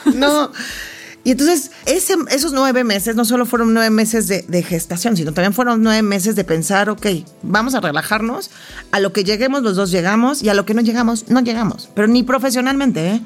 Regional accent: Mexico; yo también he hecho muchas cosas que no siguen la línea típica de la mexicana típica

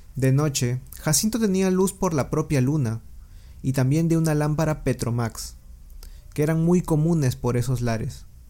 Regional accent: Peru; mi país de origen, Perú

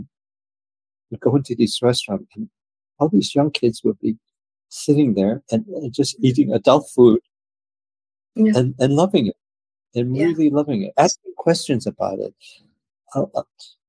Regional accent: United States; I grew up in the States

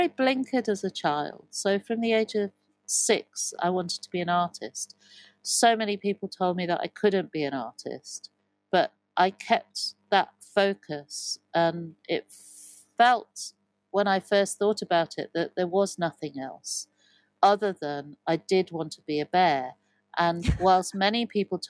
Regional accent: Evesham, West Midlands, United Kingdom; also born or lived in Broadway, Cotswolds; I grew up in Evesham.

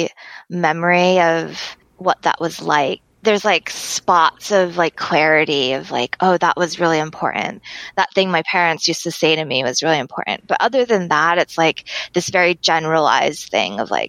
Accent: Massachusetts, United States; also born or lived in Arizona; they moved to Massachusetts, and I lived there growing up ever since then

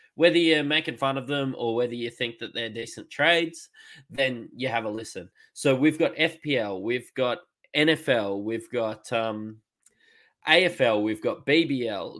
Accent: Queensland, Australia; I'm a Queenslander

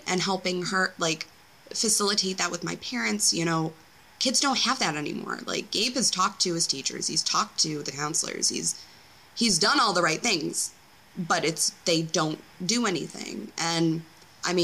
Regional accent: Detroit, Michigan, United States; moved away as an adult; now in Tennessee, United States; I was raised like right outside of Detroit, so I was kind of a city kid.

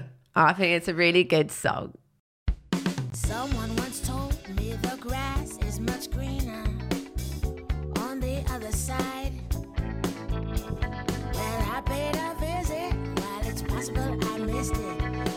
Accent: High Wycombe, South East England, United Kingdom; born there; I was born in High Wycombe.

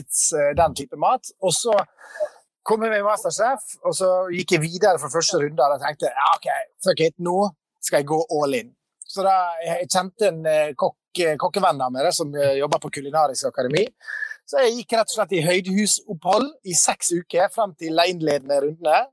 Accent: Sunnmøre, Møre og Romsdal, Norway; Jeg kommer fra Sunnmøre

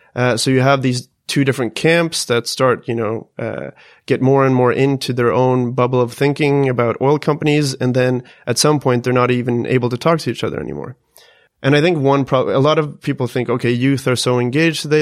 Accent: Sweden; us Swedes

